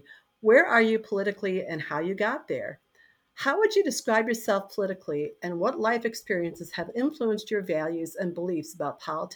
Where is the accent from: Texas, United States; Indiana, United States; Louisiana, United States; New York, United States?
New York, United States; Rochester; moved away as an adult; also born or lived in Chicago / Madison, Wisconsin / Sacramento, California / San Francisco, California; now in Fairfax, Virginia, United States; I grew up in Rochester, New York until I was 18